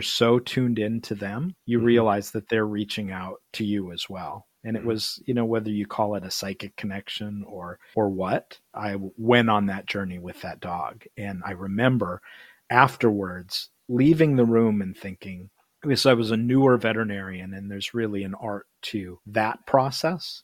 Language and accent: English; Midwest, United States; we're both from the Midwest